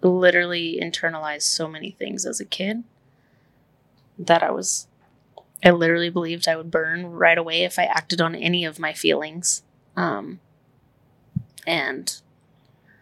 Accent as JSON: {"language": "English", "town": "Amarillo", "region": "Texas", "country": "United States", "moved": "yes", "lives_now": "Austin, United States", "said": "We're from Amarillo, which is the Bible Belt."}